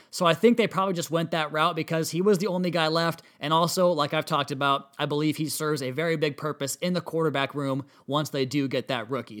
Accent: central Washington, United States; my hometown in central Washington, out here a couple hours away from Seattle

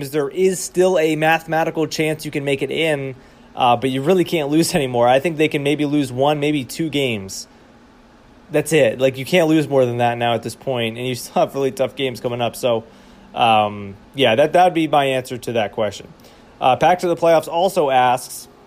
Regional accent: Boston, Massachusetts, United States; moved away; I grew up in Boston, right? I grew up a, a fan of Boston sports

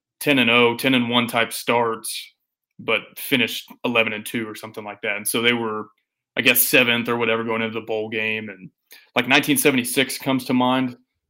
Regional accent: Austin, Texas, United States; now in Lubbock, United States; I was born and raised in the People's Republic of Austin, which is about 300 miles from Lubbock, and it's even further culturally. And graduated from Texas Tech, decided to stay put.

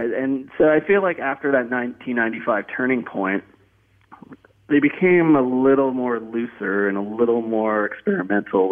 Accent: Canada; growing up in Canada

